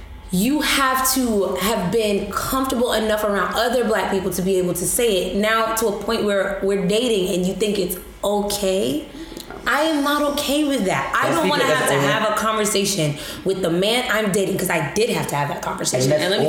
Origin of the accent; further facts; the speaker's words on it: New York, United States; as you had pointed, we are from New York.